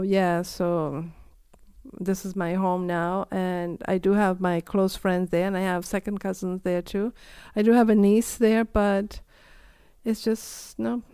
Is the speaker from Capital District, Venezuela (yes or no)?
no; Puerto La Cruz, Anzoátegui, Venezuela; moved away as an adult; also born or lived in Trinidad; now in Prince Edward Island, Canada; my hometown, which is Puerto La Cruz